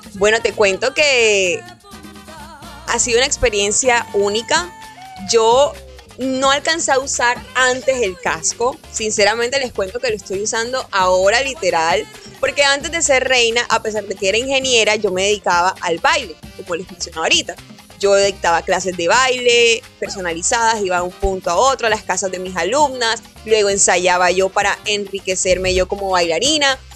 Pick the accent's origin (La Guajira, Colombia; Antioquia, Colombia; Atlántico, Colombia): Atlántico, Colombia; Barranquilla; como barranquillera